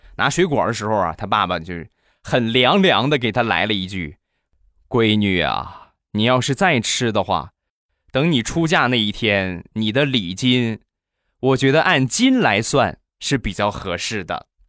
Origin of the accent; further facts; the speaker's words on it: Rizhao, Shandong, China; 我们家乡的特产啊，去年，前年卖了两年的日照绿茶